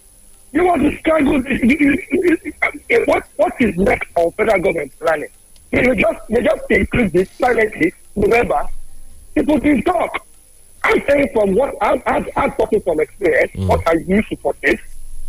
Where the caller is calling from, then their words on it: Ikorodu, Lagos, Nigeria; I'm calling from Ikorodu.